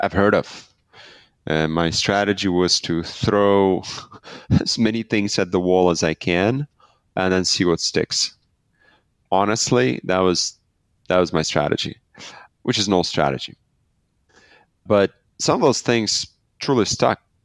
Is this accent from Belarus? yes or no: yes; Belarus; I'm from Belarus. We started the company out of Belarus